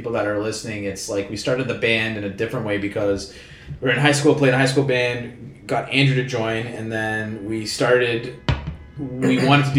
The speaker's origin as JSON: {"language": "English", "town": "Vaughan", "region": "Ontario", "country": "Canada", "lives_now": "Toronto, Canada", "said": "We live in the city, but yeah, we're originally from Vaughan"}